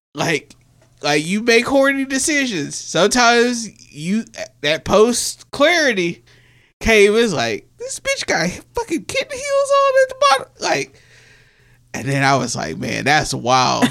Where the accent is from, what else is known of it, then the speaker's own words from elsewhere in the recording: the South, United States; we're from the South